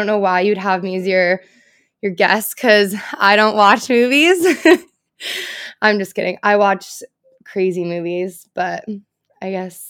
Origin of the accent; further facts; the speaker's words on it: California, United States; now in Nashville, United States; Well, I currently live in Nashville. I'm from California.